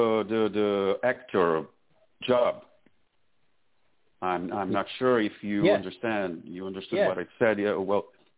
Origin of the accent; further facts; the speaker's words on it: Brazil; English is a second language; moved away as an adult; now in Florida, United States; So this is because I moved from Brazil to here. I'm in Florida now.